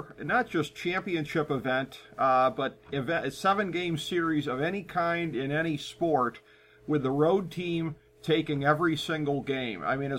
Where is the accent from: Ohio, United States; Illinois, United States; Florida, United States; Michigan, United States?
Ohio, United States; Cleveland; my hometown Cleveland Indians